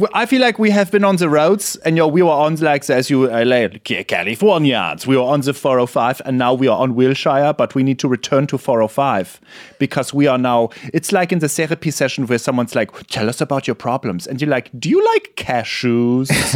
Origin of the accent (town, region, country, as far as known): Germany